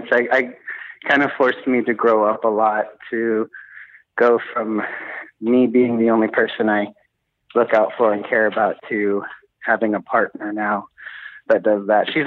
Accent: Oklahoma, United States; moved away as an adult; now in Helsinki, Finland; from the States. I'm from Oklahoma originally.

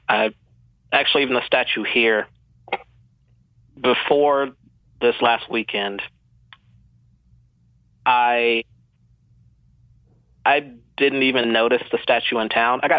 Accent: Georgia, United States; born there; also born or lived in the South; I'm a military brat, so I grew up in the South and then a bunch of other places. I was born in the South, though. Yeah, born in Georgia.

